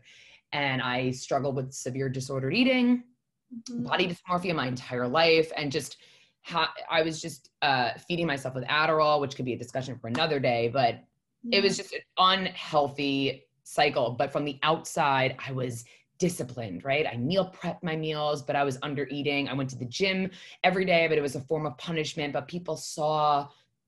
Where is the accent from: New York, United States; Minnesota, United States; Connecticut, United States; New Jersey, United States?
New York, United States; So I am born and raised in New York.